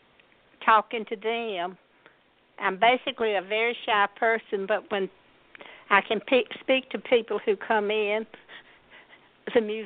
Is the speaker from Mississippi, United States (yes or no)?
yes; Mississippi, United States; accent: Southern; moved away as an adult; now in Georgia, United States; I was born in Mississippi